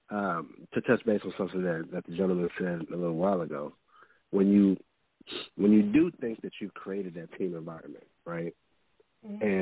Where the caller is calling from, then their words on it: Houston, Texas, United States; from from Houston.